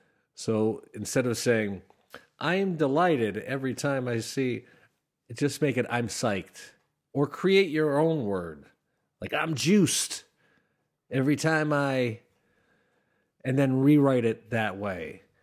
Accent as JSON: {"language": "English", "town": "Schenectady", "region": "New York", "country": "United States", "tie": "born or raised there", "said": "I grew up in Schenectady, and it's kind of a blue-collar town, but there's a lot of old-school Democrats and a lot of newer Republicans"}